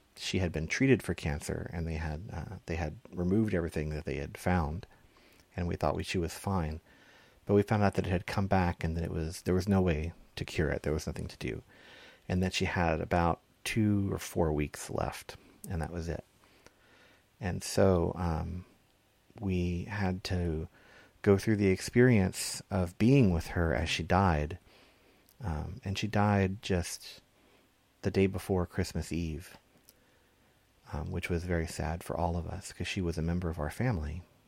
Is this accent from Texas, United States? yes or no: yes; Texas, United States; I grew up in Texas